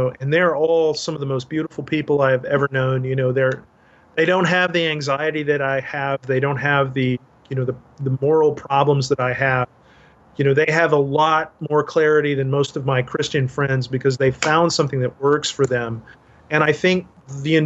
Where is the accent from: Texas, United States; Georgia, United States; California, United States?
Texas, United States; Dallas; my hometown in Dallas